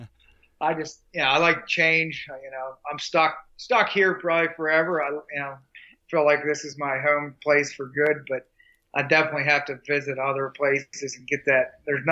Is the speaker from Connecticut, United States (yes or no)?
no; Pennsylvania, United States; Yeah, I'm from Pennsylvania, and obviously, you know, most know Pennsylvania has a huge hunting tradition.